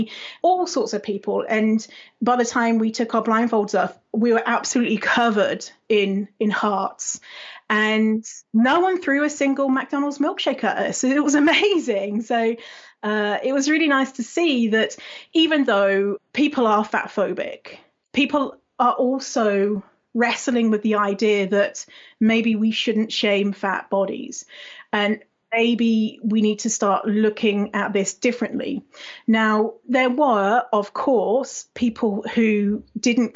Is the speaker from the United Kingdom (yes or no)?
yes; United Kingdom; moved away as an adult; now in Canada; I'm British, but I live in Canada normally